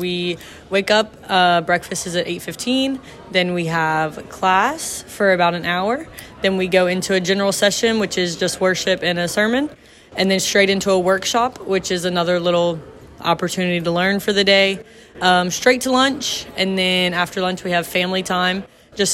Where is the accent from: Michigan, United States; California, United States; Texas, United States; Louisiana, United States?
Louisiana, United States; from Louisiana.